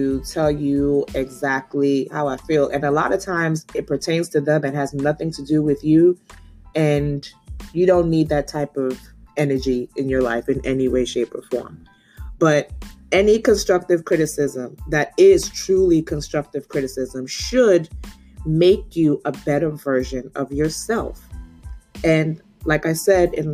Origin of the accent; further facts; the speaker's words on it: Nigeria; being Nigerian